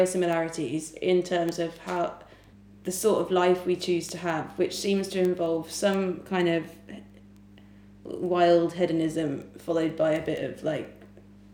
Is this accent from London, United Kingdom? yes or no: no; Solihull, West Midlands, United Kingdom; I'm from Solihull